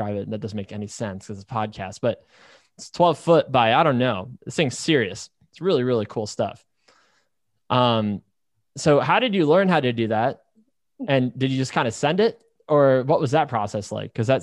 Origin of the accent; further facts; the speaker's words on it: Northeast, United States; I grew up in the Northeast, worked in the Northeast